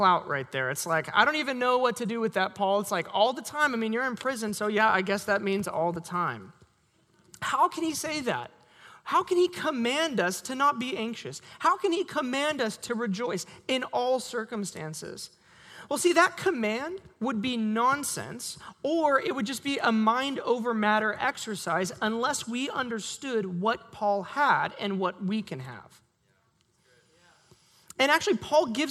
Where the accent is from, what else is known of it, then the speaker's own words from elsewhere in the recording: Sherwood, Oregon, United States; I grew up in Sherwood